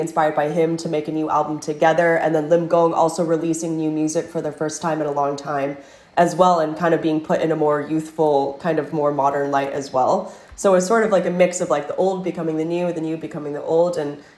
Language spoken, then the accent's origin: English; United States; also born or lived in Taiwan / Los Angeles; I'm American, but I dream in Taiwan.